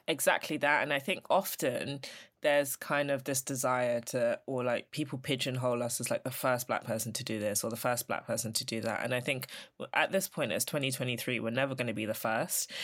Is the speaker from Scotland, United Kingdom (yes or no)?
no; London, United Kingdom; I'm from Elephant, so I'm a South Londoner.